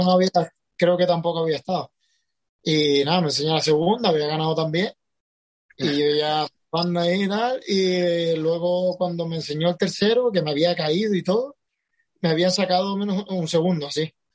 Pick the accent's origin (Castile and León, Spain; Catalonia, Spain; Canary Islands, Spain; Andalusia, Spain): Canary Islands, Spain; Tenerife; de Canarias, exactamente de Tenerife